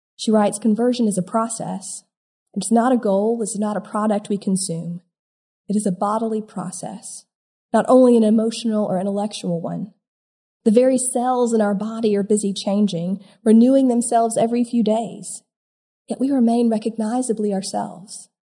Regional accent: South Carolina, United States; Growing up in South Carolina

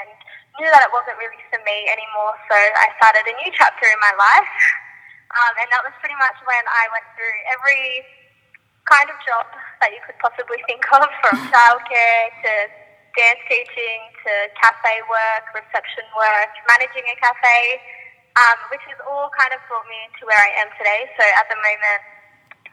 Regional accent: Sydney, New South Wales, Australia; I grew up in Penrith in Sydney, and I'm still like currently living here.

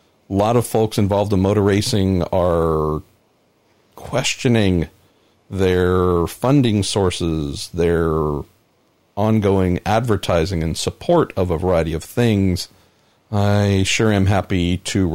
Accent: United States; first language English

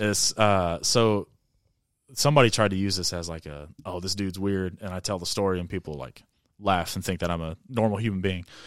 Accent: Avon, Indiana, United States; I'm from Avon, Indiana.

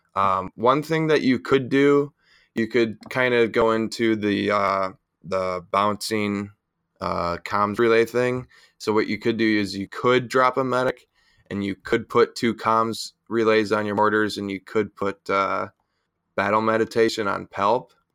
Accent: Buffalo, New York, United States; I'm from Buffalo, so, you know, we're, we're used to our drinking out there

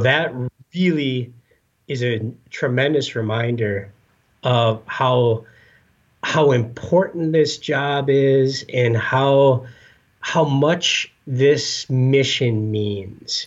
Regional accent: Escanaba, Michigan, United States; moved away as an adult; now in Minnesota, United States; I grew up in the Upper Peninsula of Michigan

